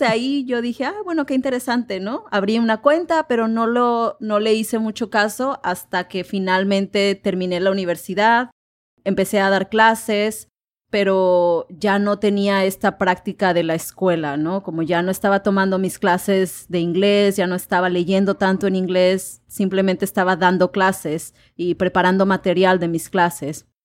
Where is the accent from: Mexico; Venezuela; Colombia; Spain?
Mexico; Manzanillo, Colima; first language Spanish; also born or lived in Comala; yo soy de, de Manzanillo, Colima, en México.